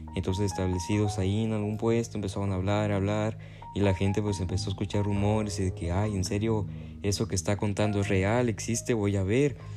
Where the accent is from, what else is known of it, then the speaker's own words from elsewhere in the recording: Mexico; yo como mexicano